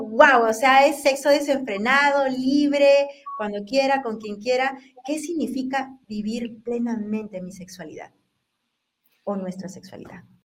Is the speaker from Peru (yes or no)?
yes; Peru; yo soy peruana, así que en Perú decimos enamorado.